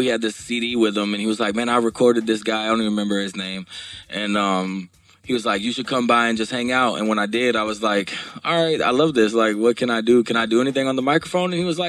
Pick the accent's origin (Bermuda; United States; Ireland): United States; Baton Rouge, Louisiana; born there; I was born in Baton Rouge, Louisiana.